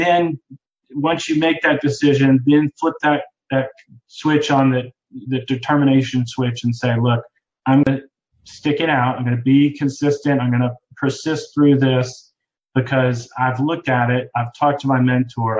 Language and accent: English; Boston, Massachusetts, United States; moved away as an adult; now in North Carolina, United States; I'm originally from Boston, Massachusetts. That's where I was born and went to high school.